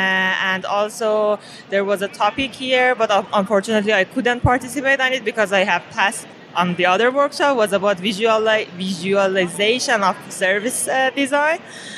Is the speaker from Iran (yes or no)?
yes; Iran; I'm originally from Iran, Persia.